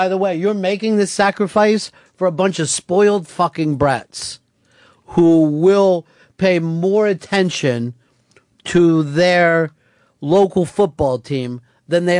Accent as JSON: {"language": "English", "country": "United States"}